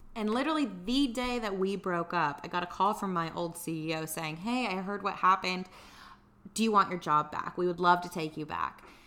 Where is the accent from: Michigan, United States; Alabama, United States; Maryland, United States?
Alabama, United States; Tuscaloosa; moved away as an adult; also born or lived in Dallas / San Diego; now in Atlanta, United States; I'm originally from Tuscaloosa, Alabama